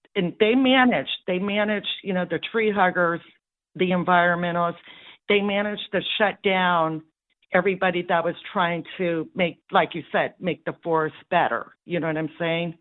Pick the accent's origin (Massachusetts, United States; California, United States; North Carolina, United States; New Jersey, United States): California, United States; Paradise; I'm from Paradise, California, where we had the fires